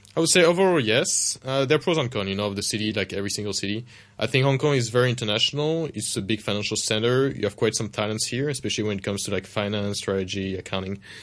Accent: Paris, Île-de-France, France; moved away; I grew up in Paris myself, in France

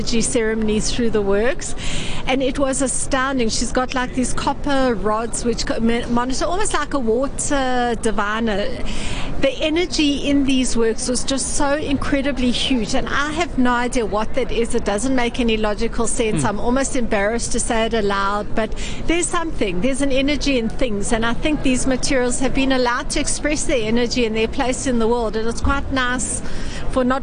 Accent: South Africa; I come from South Africa

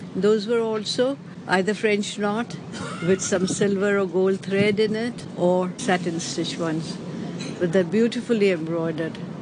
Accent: Karachi, Sindh, Pakistan; moved away as an adult; also born or lived in Bombay, India; now in Hong Kong; I was born in Karachi at that time, undivided India. But for university education, I moved to Bombay.

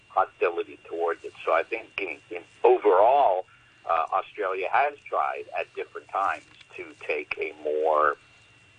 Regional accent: Canada; I'm Canadian

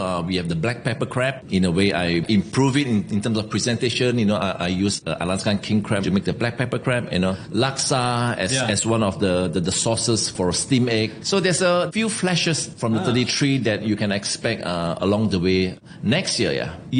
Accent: Singapore; moved away as an adult; now in Hong Kong; I'm from Singapore. Been working in Hong Kong, Le Pain restaurant for 3 years.

